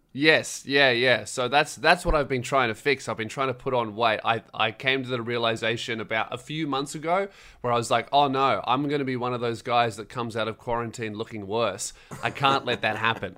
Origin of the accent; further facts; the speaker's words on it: Melbourne, Victoria, Australia; I grew up, uh, on Frankston Line